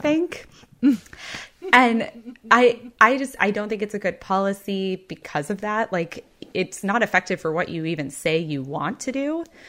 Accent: Texas, United States; I grew up in Texas, which is a state

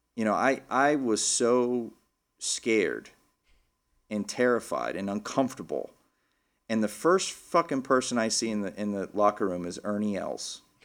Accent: Lubbock, Texas, United States; now in Philadelphia, United States; I grew up in Lubbock, Texas

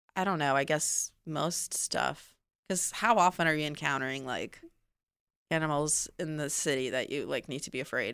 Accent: Odesa, Odesa Oblast, Ukraine; moved away; I grew up in Odessa, then it became, you know, Ukraine

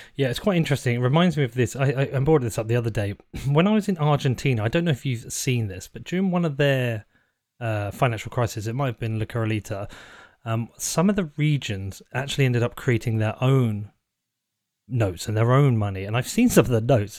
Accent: United Kingdom; being British

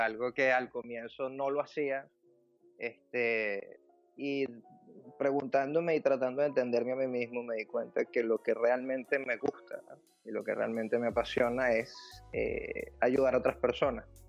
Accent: Venezuela; moved away as an adult; also born or lived in Ireland / Germany; now in Netherlands; cuando comenzamos el proceso de emigrar, cuando dejamos Venezuela

